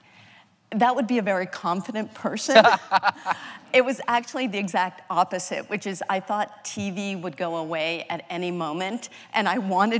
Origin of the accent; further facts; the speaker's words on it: Massachusetts and New Hampshire, New England, United States; I grew up in Massachusetts and New Hampshire, very New England